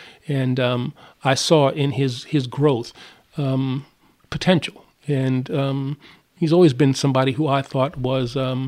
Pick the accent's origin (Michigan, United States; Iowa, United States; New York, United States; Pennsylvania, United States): New York, United States; New York City; Well, I grew up in a place called East Elmhurst in Queens, and it's an interesting neighborhood in that it was the home for a lot of notable black folks.